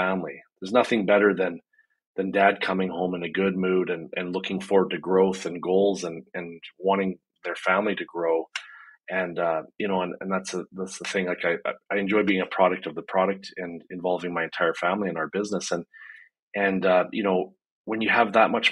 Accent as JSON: {"language": "English", "country": "Canada", "said": "I'm a Canadian business strategist"}